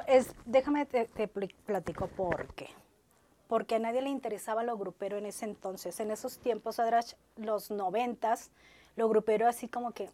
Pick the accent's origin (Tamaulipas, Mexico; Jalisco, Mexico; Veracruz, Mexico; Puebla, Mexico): Tamaulipas, Mexico; Ciudad Madero; moved away as an adult; now in Monterrey, Mexico; soy orgullosamente maderense. Vengo de allá